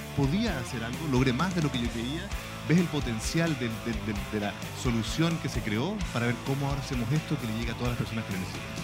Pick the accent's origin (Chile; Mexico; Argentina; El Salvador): Chile; cómo somos como chilenos